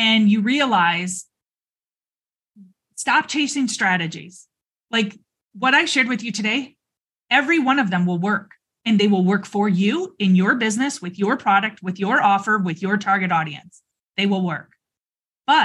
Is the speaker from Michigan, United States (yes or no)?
yes; Michigan, United States; now in Arizona, United States; I'm from Michigan